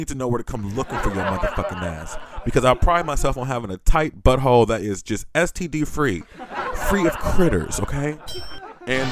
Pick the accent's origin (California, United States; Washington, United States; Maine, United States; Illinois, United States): California, United States; I'm from California.